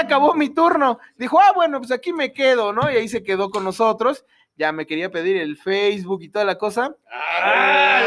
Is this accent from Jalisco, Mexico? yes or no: no; Michoacán, Mexico; Soy michoacano hasta el tope